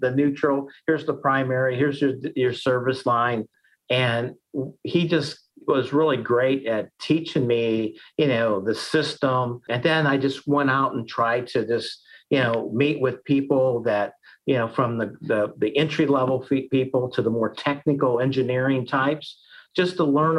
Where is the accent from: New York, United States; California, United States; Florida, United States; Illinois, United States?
Illinois, United States; Collinsville; also born or lived in Iowa State; I grew up in Collinsville, right where my office is here today